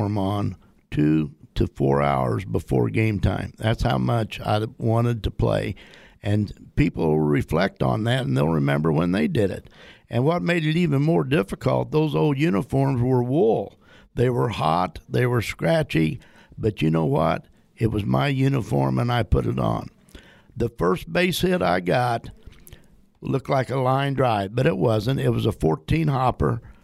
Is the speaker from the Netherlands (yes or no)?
no; Winchester, Illinois, United States; my hometown of Winchester, Illinois, didn't have baseball